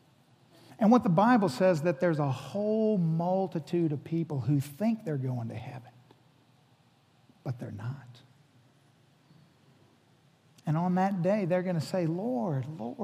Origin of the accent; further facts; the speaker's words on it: Hawaii, United States; I'm from Hawaii. I was born in Hawaii.